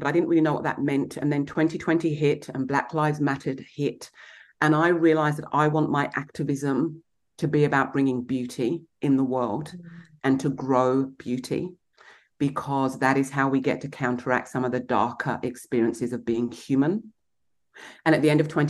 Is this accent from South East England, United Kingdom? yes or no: yes; Kent, South East England, United Kingdom; moved away; also born or lived in London; I grew up in Kent in England